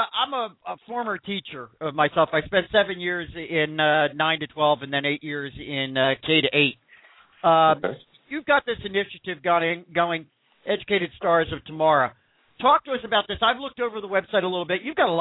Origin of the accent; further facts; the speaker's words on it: Philadelphia, Pennsylvania, United States; I'm from the Philadelphia area.